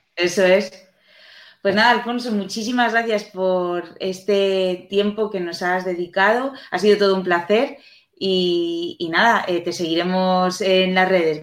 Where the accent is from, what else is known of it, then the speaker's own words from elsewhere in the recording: Spain; nosotros aquí en España